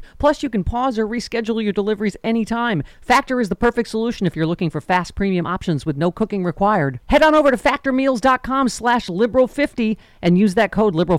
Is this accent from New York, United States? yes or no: yes; Lockport, New York, United States; moved away; my hometown of Lockport, New York